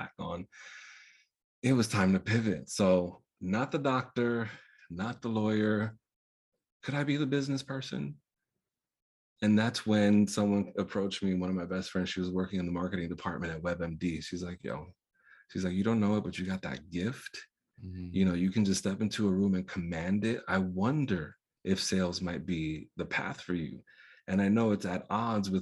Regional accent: New York, United States; born or raised there; first language Spanish; English is a second language

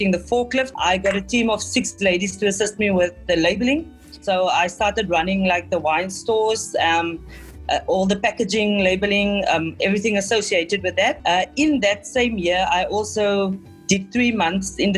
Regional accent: Tesselaarsdal, Western Cape, South Africa; also born or lived in Hemel en Aarde Valley; I am from Tessa Larsdell, which is a small village in the Overberg between the Hemel en Aarde and Caledon

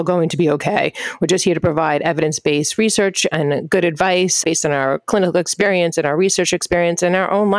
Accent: Long Island, New York, United States; accent: Long Island; moved away as an adult; also born or lived in Brooklyn, New York / Upper East Side, New York City; now in New York City, United States; So my family's originally from Brooklyn, but we moved at a very young age to Long Island, where my family still lives. So you will occasionally see and hear my Long Island accent.

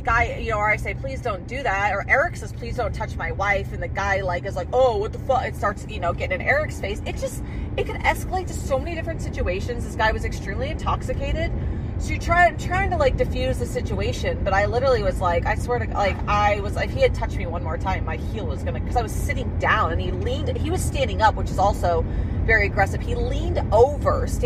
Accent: Idaho, United States; we're from Idaho

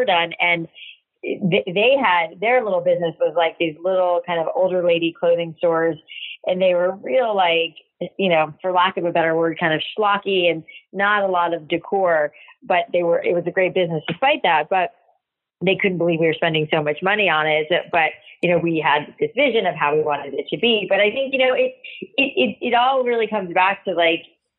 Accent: South Florida, United States; I grew up in South Florida

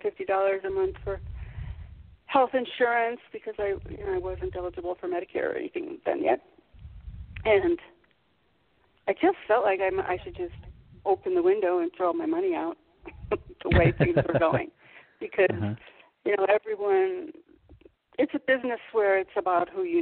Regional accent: outside of Chicago, Illinois, United States; moved away as an adult; also born or lived in Michigan; now in San Miguel de Allende, Mexico; I was born in Michigan, but I lived most of my life in Illinois, outside of Chicago, and then in the city

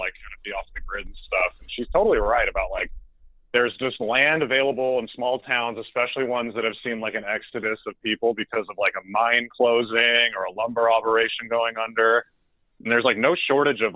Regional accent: North Idaho, United States; I grew up in North Idaho

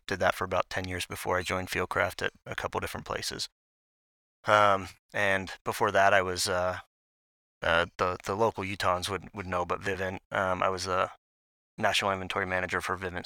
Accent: Maryland, United States; moved away as an adult; now in Salt Lake City, United States; I grew up in Maryland

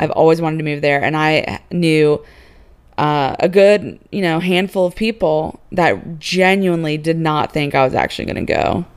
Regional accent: Virginia, United States; moved away as an adult; also born or lived in Houston; I was born and raised in Virginia, went to school in Virginia

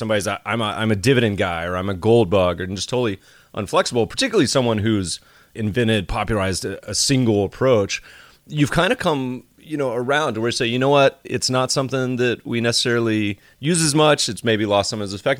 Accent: Colorado and North Carolina, United States; moved away; I grew up mostly in Colorado and North Carolina

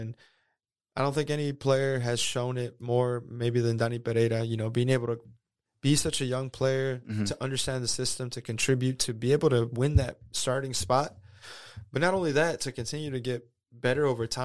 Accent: Houston, Texas, United States; I'm from Houston. I was born and raised there

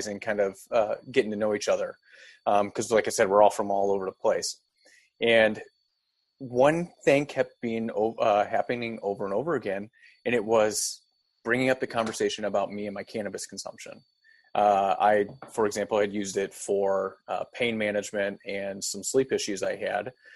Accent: O'Fallon, Missouri, United States; also born or lived in Manchester, Missouri; I grew up in St. Charles area, specifically O'Fallon, but now I reside out of Manchester area

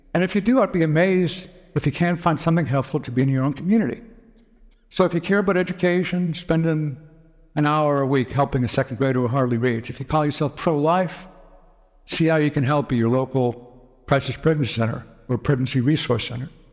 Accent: Boston, Massachusetts, United States; I grew up in the Boston area

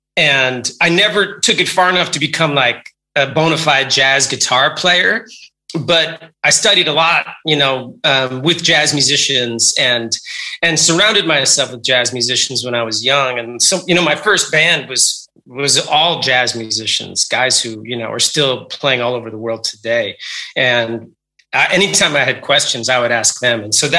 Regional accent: New York City, New York, United States; I grew up in New York City going to jazz clubs and going to rock clubs.

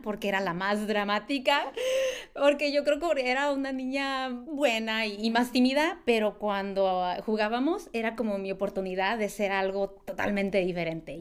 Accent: Guadalupe, California, United States; yo crecí en un pueblito rural en la costa central de California que se llama Guadalupe

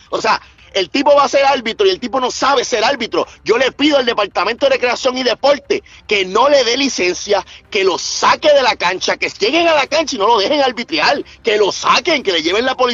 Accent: Puerto Rico; yo tengo que decir videos fatulos como típico puertorriqueño que se queda en la isla

